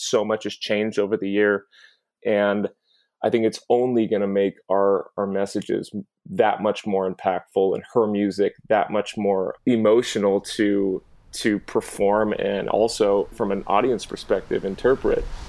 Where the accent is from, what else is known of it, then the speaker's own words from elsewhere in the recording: Southern California, United States; moved away as an adult; now in New York, United States; I grew up in Southern California. I've been living in New York now for ten years.